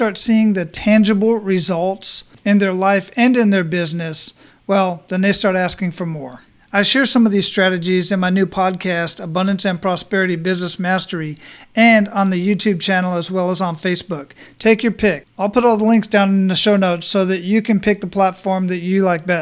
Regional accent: Phoenix, Arizona, United States; also born or lived in Germany; now in Florida, United States; I'm originally from Phoenix, Arizona. But I've lived in Germany

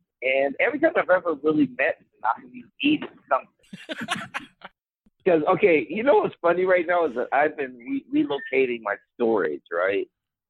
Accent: Chicago, Illinois, United States; I said, I'm from Chicago.

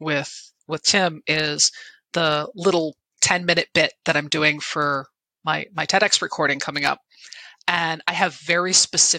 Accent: Connecticut, United States; I'm from Connecticut

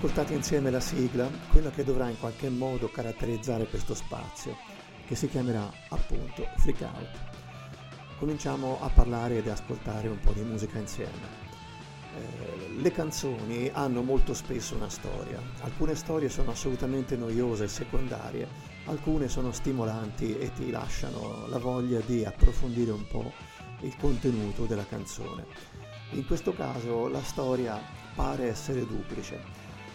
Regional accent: Tuscany, Italy; accent: Tuscan; vengo dalla Toscana, per cui tutte le C e le G sono strascicate

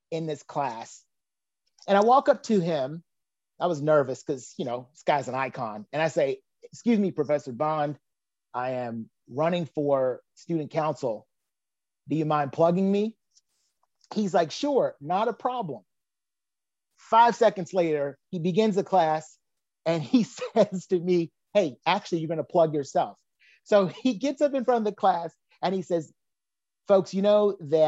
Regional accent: Danville, Virginia, United States; I grew up in Danville

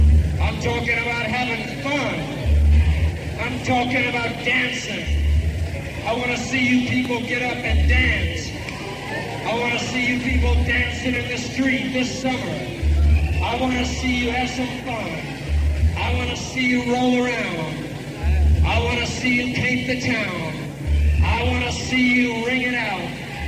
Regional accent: Melbourne, Florida, United States; born there; You know, I was born here in this state. You know that? Yeah, I was born right here in Melbourne, Florida, 1943.

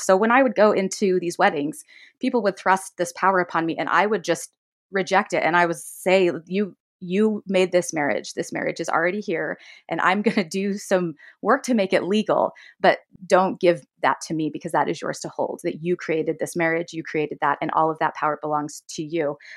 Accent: Davis County, Utah, United States; I grew up in Utah, Davis County specifically.

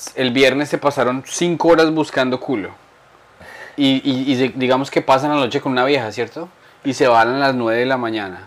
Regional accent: Boyacá, Colombia; yo soy boyacense

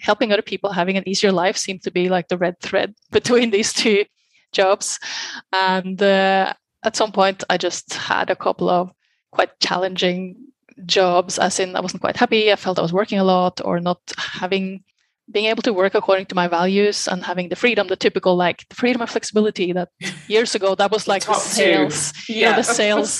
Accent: Norway; moved away as an adult; now in Barcelona, Spain; originally I'm from Norway. Been living in many different countries the last years, but I've been the last 12, I think, in Barcelona, in Spain.

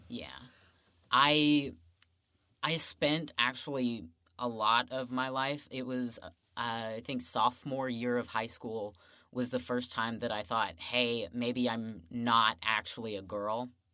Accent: Woodford County, Kentucky, United States; I grew up in Woodford County, which is about twenty minutes away

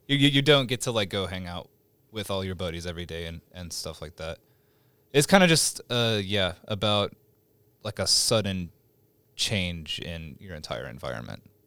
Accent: Stillwater, Oklahoma, United States; born or raised there; moved away as an adult; now in Oklahoma City, United States

